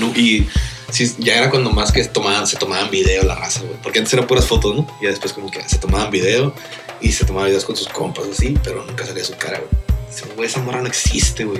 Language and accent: Spanish; Riverside, California, United States; now in Tijuana, Mexico; yo nací en Riverside